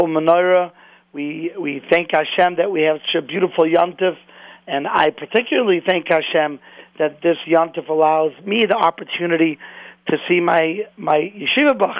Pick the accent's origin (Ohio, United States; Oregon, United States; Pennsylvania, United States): Ohio, United States; Cleveland; moved away; I'm originally from Cleveland